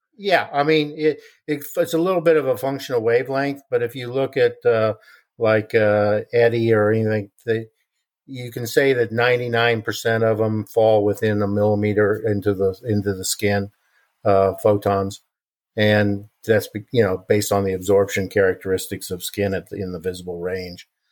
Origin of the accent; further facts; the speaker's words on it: Kansas, United States; I grew up in Kansas